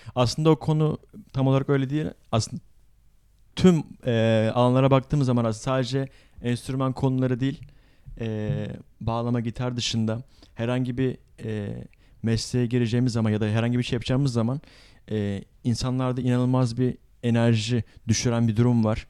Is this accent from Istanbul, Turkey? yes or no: yes; Istanbul, Turkey; Doğma büyüme İstanbulluyum ancak tabii e, aslen Mardinli olduğum için